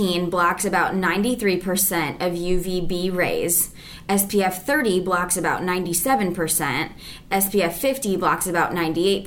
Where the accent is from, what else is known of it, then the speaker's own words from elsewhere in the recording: United States; also born or lived in North Liberty, Iowa; I was born and raised in the Quad Cities.